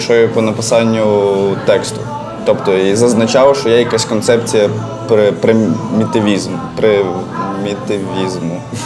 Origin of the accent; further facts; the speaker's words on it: Galicia, Ukraine; accent: Galician dialect; якщо я з Галичини, в мене є ряд. Е, як то кажуть, е, слів з Галицької гвари